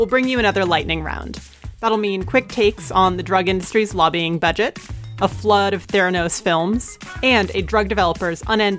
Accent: Santa Barbara, California, United States; coming to you from my hometown of Santa Barbara, California.

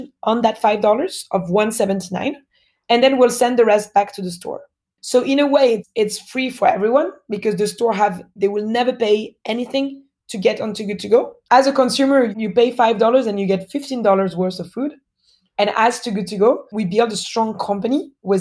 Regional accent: Paris, Île-de-France, France; accent: French; born and raised in France, in Paris

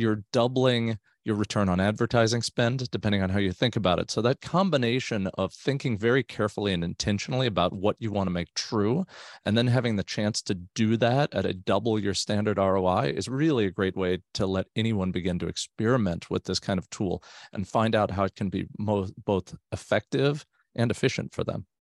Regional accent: South Florida, United States; now in Northern California, United States; I grew up in South Florida, so both my wife and I did

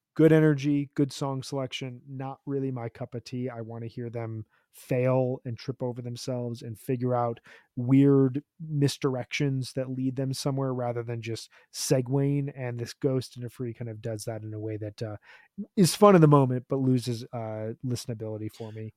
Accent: Chicago, Illinois, United States; I'm from Chicago

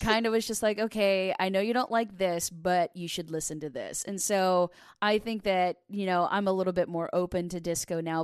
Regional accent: Delaware, Ohio, United States; I was raised in uh, in Delaware. It's about thirty minutes north of Columbus.

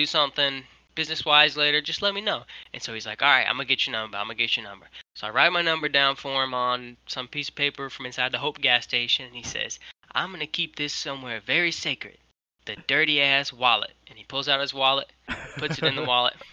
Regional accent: Atlanta, Georgia, United States; I'm from Atlanta

